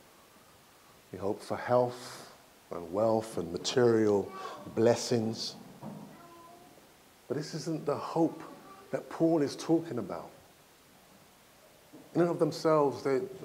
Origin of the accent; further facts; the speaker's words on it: Nigeria; I'm from Nigeria